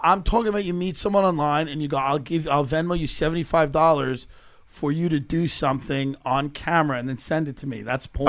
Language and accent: English; Walla Walla, Washington, United States; I am from Walla Walla, Washington